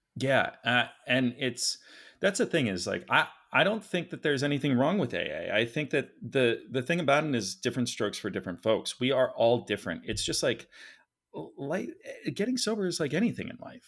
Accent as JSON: {"language": "English", "town": "Philadelphia", "region": "Pennsylvania", "country": "United States", "tie": "born or raised there", "moved": "as an adult", "lives_now": "Los Angeles, United States", "said": "I was raised uh, very wealthy. Actually, my father did very well. I'm from Philadelphia, Center City, three blocks from City Hall."}